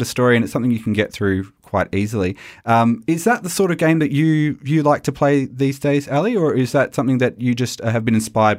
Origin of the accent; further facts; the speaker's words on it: Australia; And I think as an Australian, I'm very proud that we have games like this coming out